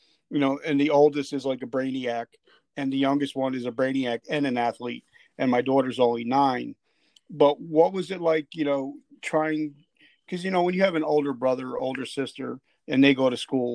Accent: New Jersey, United States; moved away; also born or lived in Jacksonville / Fort Drum; I'm from Jersey originally

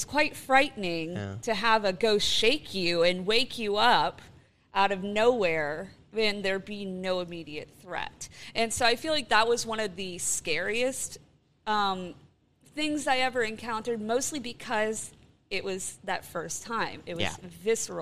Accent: Florida, United States; where I grew up in Florida

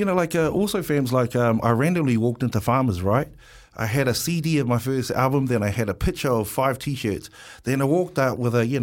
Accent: Wellington, New Zealand; Pōneke, I'm from Wellington, Pōneke. Island Bay, Lyle Bay, Newtown boy

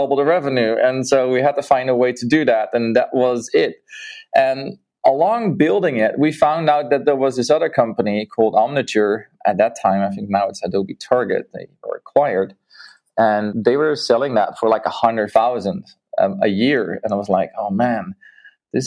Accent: Netherlands; moved away as an adult; also born or lived in Mexico; I'm from the Netherlands

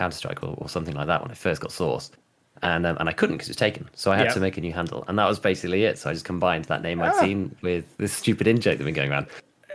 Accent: West Midlands, United Kingdom; I grew up in the West Midlands, out in the countryside, basically

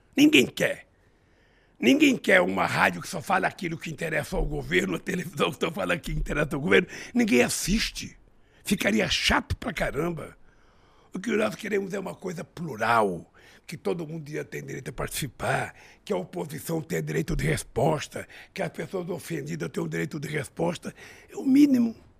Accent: São Paulo, Brazil; also born or lived in Garanhuns, Pernambuco; na minha terra natal, onde eu nasci, em Garanhuns, eu vim comer pão pela primeira vez em São Paulo com sete anos de idade

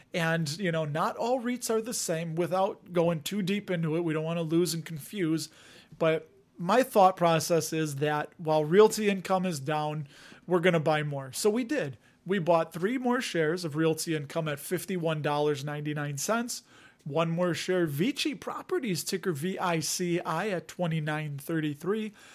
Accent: Chicago, Illinois, United States; accent: Chicago; my Chicago accent

